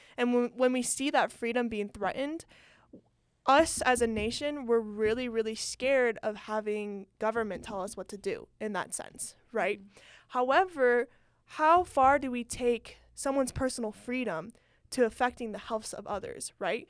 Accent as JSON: {"language": "English", "region": "California", "country": "United States", "moved": "yes", "said": "I'm from California. Um, that's where most of my family lives"}